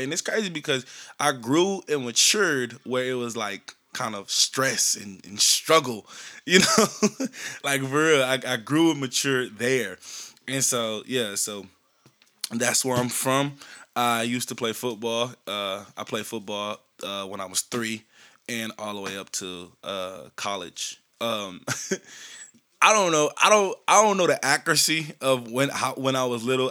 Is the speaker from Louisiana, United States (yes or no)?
yes; Shreveport, Louisiana, United States; also born or lived in San Bernardino, California; I was born in San Bernardino, California. I was raised in Shreveport, Louisiana